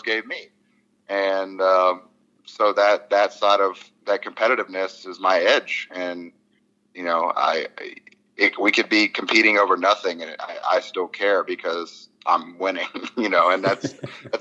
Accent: Louisiana, United States; I'm from Louisiana

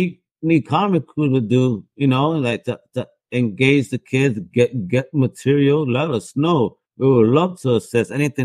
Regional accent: New Jersey, United States; Again, I'm a New Yorker, so you know it's all right. Even though I'm from Jersey, I'll help him still.

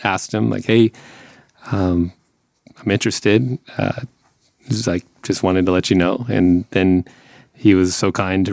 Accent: between San Francisco and LA, California, United States; moved away as an adult; we're kind of close to San Francisco, we're my hometown area, basically it's between here

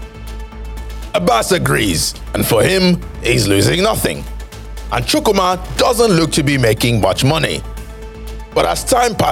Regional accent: Nigeria; my home country, Nigeria

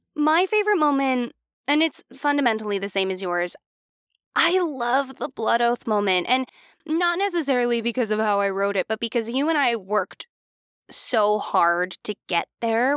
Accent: Philadelphia, Pennsylvania, United States; we're from the Philly area

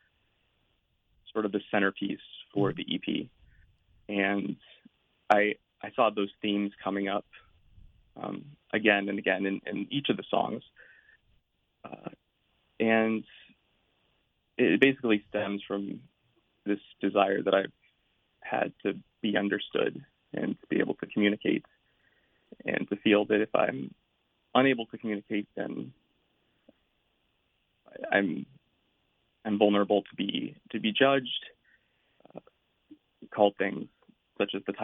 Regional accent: Salinas, California, United States; also born or lived in Berkeley, California; I'm from Salinas, California. It's sort of an agricultural town on the central coast

